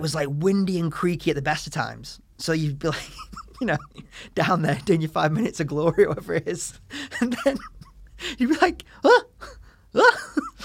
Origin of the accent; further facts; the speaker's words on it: the north of England, United Kingdom; grew up in the north of England in the nineties and two thousands